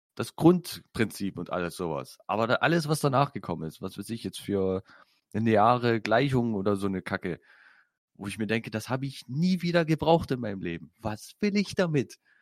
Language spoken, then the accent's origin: German; Saxony, Germany; Ich bin Sachse